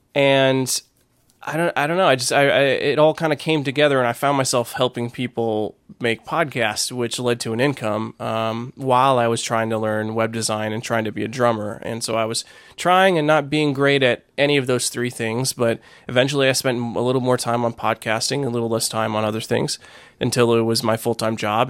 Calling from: Fort Worth, Texas, United States; I am calling from Fort Worth, Texas

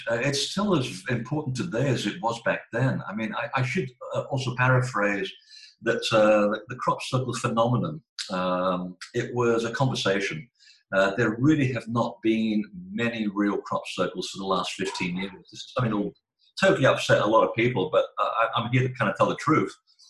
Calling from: Portland, Maine, United States; Portland, Maine. We're having a very unusual hot day.

